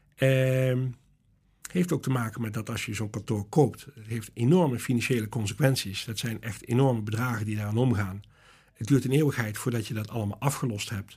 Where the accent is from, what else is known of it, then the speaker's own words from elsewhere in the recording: Ottersum, Limburg, Netherlands; also born or lived in Boxmeer, North Brabant; ik ben eh, geboren in Boksmeer. Ja. Dus van geboorte ben ik uh, Brabants. Ja. En ik ben getogen in Ottersum.